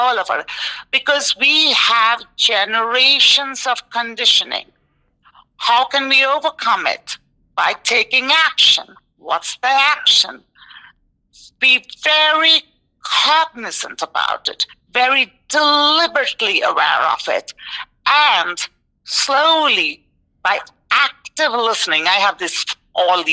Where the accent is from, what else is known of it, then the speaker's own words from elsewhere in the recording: India; moved away as an adult; also born or lived in New York, United States; now in Tucson, United States; I'm Indian and I grew up in India and had both parents who are Indian, from India